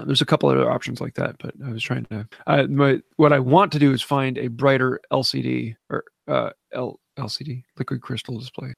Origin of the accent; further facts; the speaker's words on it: Northern Michigan, United States; I'm from Northern Michigan